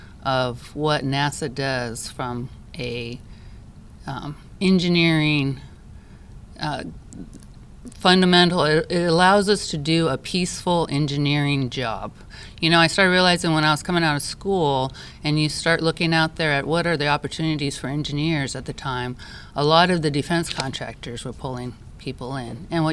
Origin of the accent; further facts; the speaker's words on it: Japan; I grew up in Japan, and so when you grow up overseas, you realize that it's really is a world community.